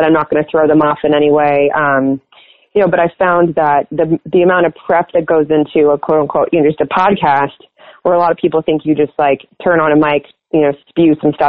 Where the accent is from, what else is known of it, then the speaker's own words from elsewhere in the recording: Los Angeles, California, United States; moved away as an adult; I'm originally from Los Angeles